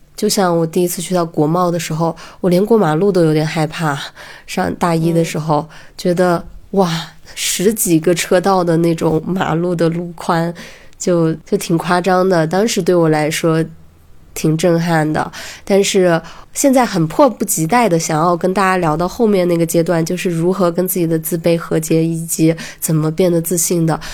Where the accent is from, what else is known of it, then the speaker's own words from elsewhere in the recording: a county town in Hunan, China; moved away as an adult; also born or lived in Beijing; 我是在大学之前一直生活在湖南的一个县城里面